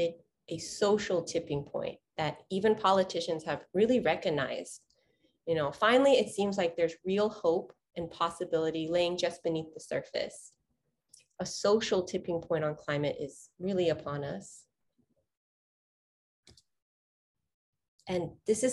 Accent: Houston, Texas, United States; I was born and raised in Houston, Texas

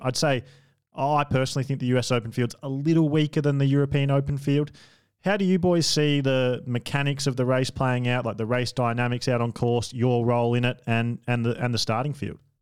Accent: Australia; I'm an Australian

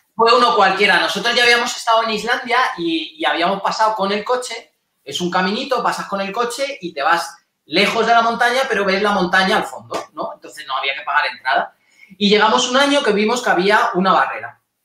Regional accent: Spain; somos españoles

